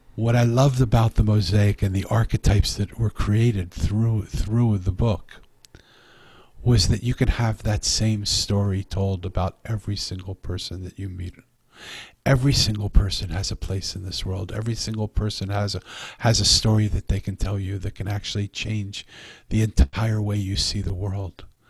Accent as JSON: {"language": "English", "town": "Philadelphia", "region": "Pennsylvania", "country": "United States", "said": "I'm from Philadelphia"}